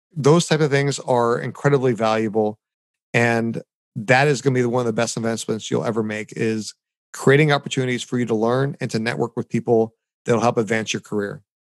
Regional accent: United States; also born or lived in Anaheim, Orange County, California; here as an American

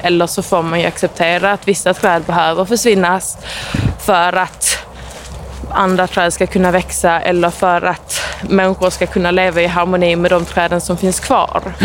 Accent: Eslöv, Skåne, Sweden; Jag är, jag är från Eslöv

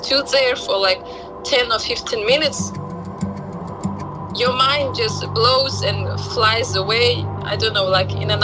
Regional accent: Ashgabat, Turkmenistan; I'm from Turkmenistan, Ashgabat

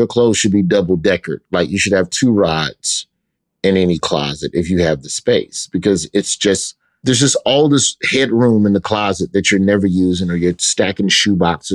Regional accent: Birmingham, Alabama, United States; in Birmingham growing up on the West Side

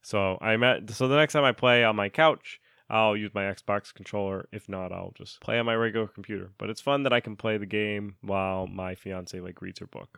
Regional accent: Connecticut, United States; accent: Connecticut; moved away; Zach and I used to both live in Connecticut

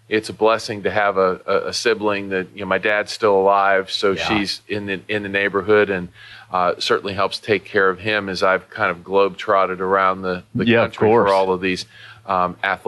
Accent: Western Pennsylvania, United States; moved away; I grew up in Western Pennsylvania

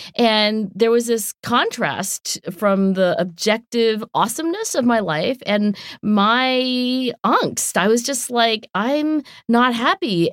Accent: southern New Jersey, United States; accent: South Jersey; also born or lived in Oxford / Philadelphia; I am from southern New Jersey

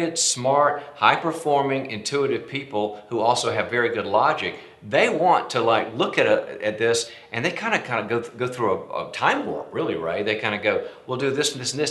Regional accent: North Carolina, United States; moved away as an adult; also born or lived in Dallas; I was born and raised in North Carolina

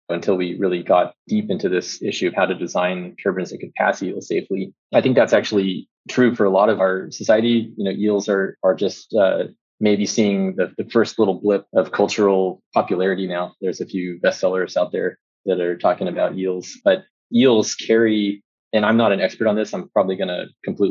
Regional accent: rural Texas, United States; I grew up in Texas, in rural Texas. I spent every spare moment I had playing in the creek.

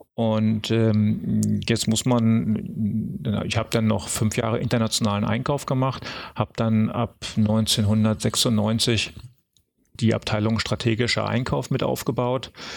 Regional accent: Berlin, Germany; ich bin aufgewachsen in Berlin-Lichterfelde

